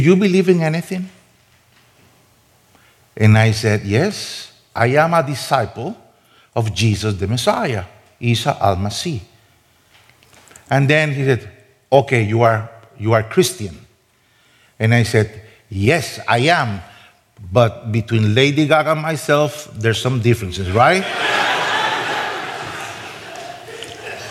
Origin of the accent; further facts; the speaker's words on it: Costa Rica; moved away as an adult; I'm from Costa Rica. Nobody knows where my country is.